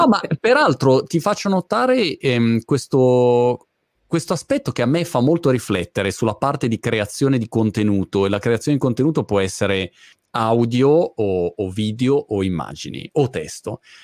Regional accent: Milan, Lombardy, Italy; Io originariamente sono di Milano, come ah, come origine, diciamo, eh, geografica

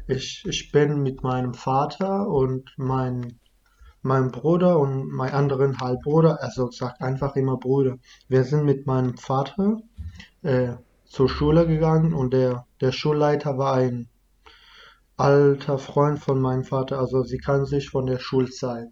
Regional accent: Iraq; first language Kurdish (Kurmanji); German is a second language; now in Germany; Dann sind wir halt aus dem Dorf umgezogen äh, nach Dogure. Das ist, wo ich halt mein ganzes Leben da gewohnt habe, bis wir geflüchtet sind.

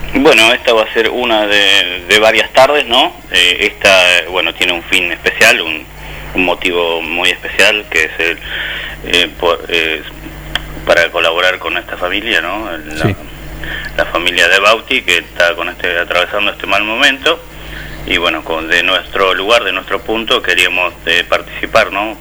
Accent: Rosario, Santa Fe, Argentina; la, la, ciudad de donde vengo yo, la provincia donde

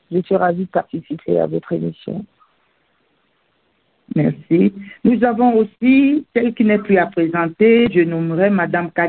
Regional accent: Mali; now in France; ce que moi j'ai quitté le Mali au début des années 80 euh, avec mes parents. Et ensuite, euh, en ce qui concerne la France, euh, je, je vis en France depuis à peu près, on va dire, 20 ans.

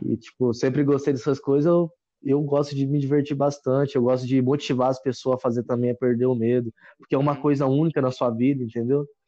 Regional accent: Carmo do Rio Claro, Minas Gerais, Brazil; now in Taboão da Serra, Brazil; moro em Taboão da Serra, mas sou de Carmo do Rio Claro, Minas Gerais

